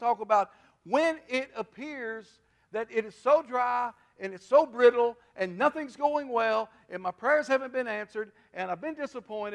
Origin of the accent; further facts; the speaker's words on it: Kentucky River, United States; I was raised on the Kentucky River. We farmed on the Kentucky River all my life, all my dad's life